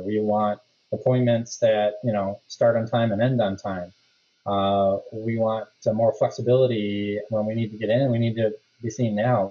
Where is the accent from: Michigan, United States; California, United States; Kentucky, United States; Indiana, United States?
Michigan, United States; Rochester; I grew up in Rochester, so went to the high school, Adams High School there.